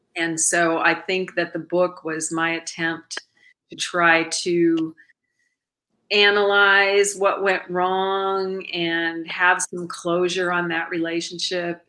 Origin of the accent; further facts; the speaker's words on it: Milwaukee, Wisconsin, United States; moved away; my hometown, which is Milwaukee, Wisconsin